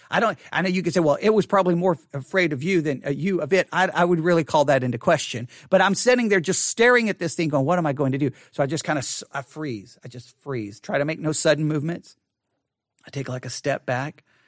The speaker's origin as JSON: {"language": "English", "region": "Texas", "country": "United States", "tie": "born or raised there", "accent": "Southern", "said": "growing up in the South"}